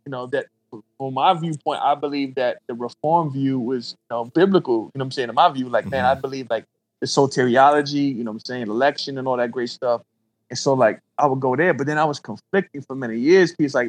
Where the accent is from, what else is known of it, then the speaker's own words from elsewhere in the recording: New York, United States; you know, growing up in New York, I heard that statement, like, yo, I'm about to hug the block.